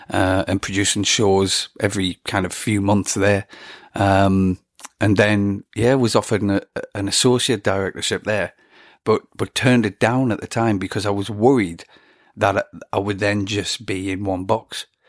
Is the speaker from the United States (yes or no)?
no; England, United Kingdom; I'm an Englishman